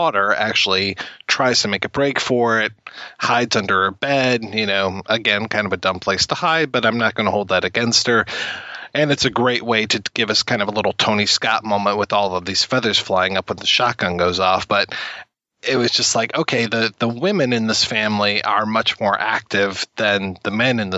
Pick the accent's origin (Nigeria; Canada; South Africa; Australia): Canada; being Canadian